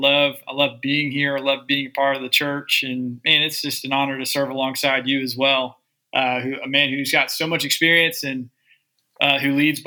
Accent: Georgia, United States; moved away as an adult; also born or lived in Tennessee; now in Columbus, United States; So I actually grew up in Georgia.

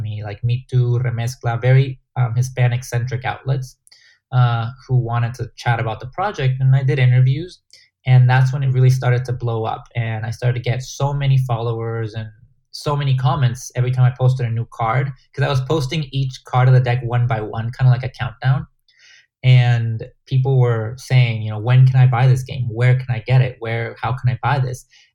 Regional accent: Guatemala; English is a second language; moved away; game that I grew up in playing in Guatemala

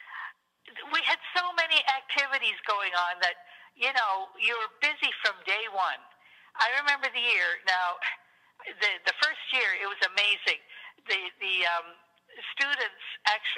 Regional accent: Sarnia, Ontario, Canada; also born or lived in Port Huron, Michigan; I was brought up in Sarnia, Port Huron area.

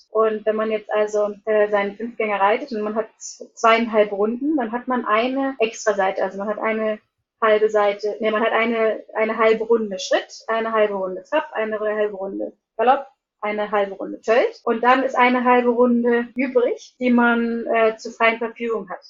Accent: near Hanover, Lower Saxony, Germany; moved away as an adult; also born or lived in Iceland / Hólar; bin eigentlich gebürtige Deutsche, ähm, komme aus der Nähe von Hannover und bin vor 13 Jahren nach Island gegangen, nach meinem Abitur

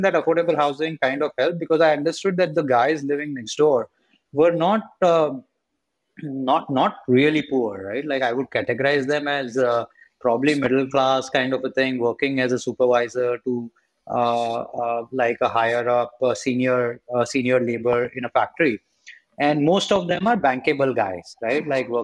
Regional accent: India; as an Indian

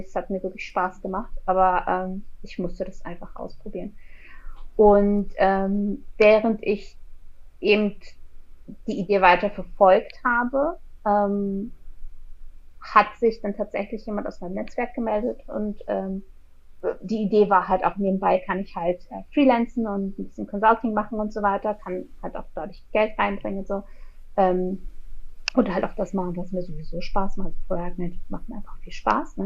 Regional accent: Berlin, Germany; moved away as an adult; now in Switzerland; ich bin in der Schweiz, ich bin ursprünglich Berlinerin

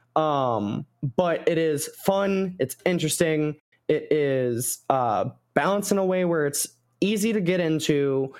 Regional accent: United States; I am American

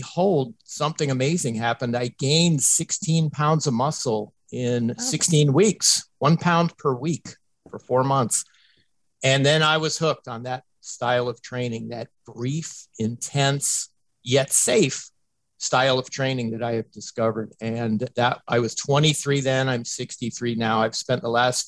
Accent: Tampa, Florida, United States; my hometown team, the Tampa Bay Buccaneers

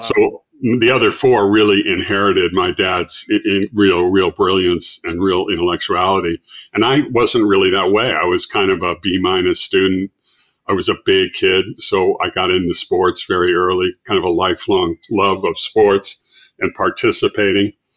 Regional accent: Los Angeles, California, United States; from Los Angeles

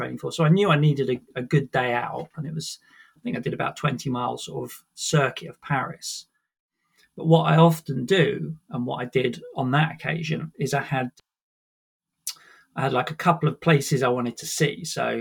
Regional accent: Sussex, South East England, United Kingdom; moved away as an adult; also born or lived in Brighton; now in London, United Kingdom; I was born in Sussex in the countryside, grew up in the countryside

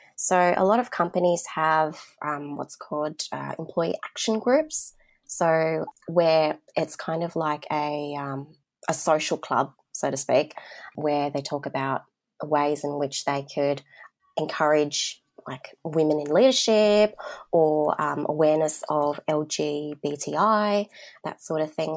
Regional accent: Sydney, New South Wales, Australia; growing up in the southwest of Sydney, which is home to the most diverse communities in Australia

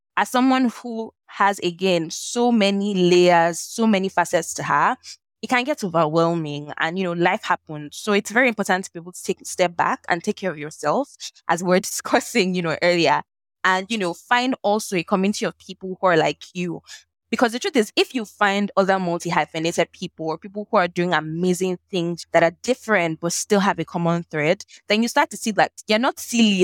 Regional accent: Nigeria; accent: Nigerian; also born or lived in Lagos, Nigeria / Ibadan, Nigeria; growing up in Nigeria, Lagos, Ibadan

